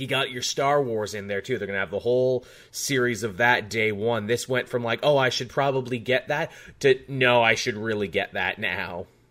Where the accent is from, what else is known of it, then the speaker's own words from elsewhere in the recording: Australia; you and I come from Canada and Australia, respectively